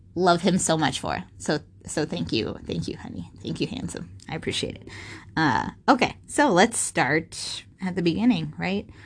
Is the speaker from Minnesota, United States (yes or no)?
yes; Minnesota, United States; I was born and raised in Minnesota